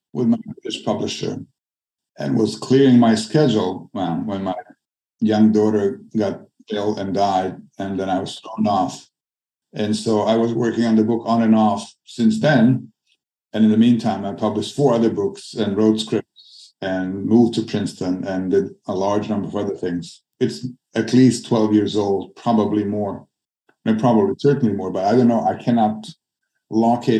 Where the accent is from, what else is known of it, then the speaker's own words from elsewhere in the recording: Sarajevo, Federation of Bosnia and Herzegovina, Bosnia & Herzegovina; Sarajevo, Bosnia, my hometown